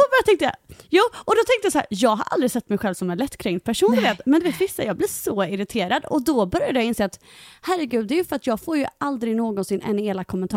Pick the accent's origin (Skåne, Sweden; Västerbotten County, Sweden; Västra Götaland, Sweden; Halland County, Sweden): Halland County, Sweden; Halmstad; now in Greece; jag kommer ju från Halmstad